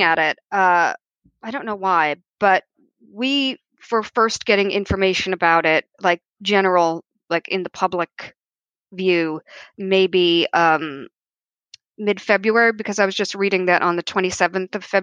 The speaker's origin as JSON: {"language": "English", "country": "United States", "moved": "as an adult", "lives_now": "London, United Kingdom", "said": "I am an American living in London. I've been here for about 8 years"}